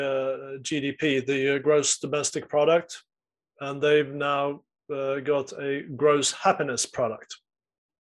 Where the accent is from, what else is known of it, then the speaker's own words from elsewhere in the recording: Sweden; I'm from Sweden